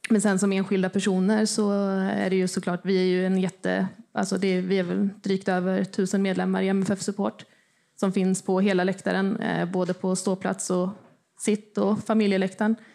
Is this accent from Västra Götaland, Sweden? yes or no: no; Motala, Östergötland, Sweden; now in Malmö, Sweden; Som ni hör är jag inte från Malmö. men Jag flyttade hit för 20 år sedan eh, från Motala.